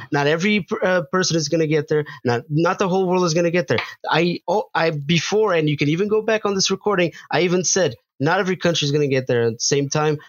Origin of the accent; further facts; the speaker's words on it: Portugal; now in United States; I grew up in Portugal